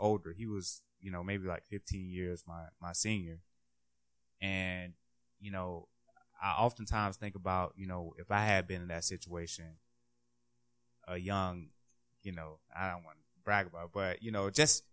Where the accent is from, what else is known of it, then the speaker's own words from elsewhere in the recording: Jacksonville, Florida, United States; now in Washington, D.C., United States; I'm from Jacksonville